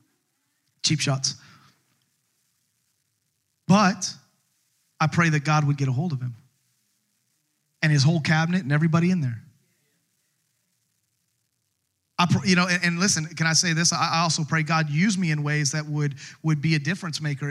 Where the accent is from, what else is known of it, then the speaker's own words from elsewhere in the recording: United States; as an American